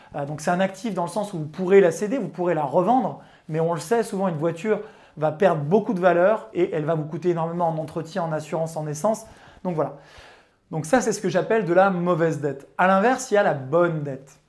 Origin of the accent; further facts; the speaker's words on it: Chambéry, Auvergne-Rhône-Alpes, France; j'ai grandi en province à Chambéry, ou en tout cas à côté de Chambéry